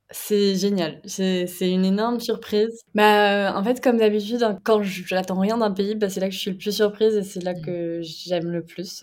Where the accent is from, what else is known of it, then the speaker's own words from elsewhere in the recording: Brittany, France; je suis bretonne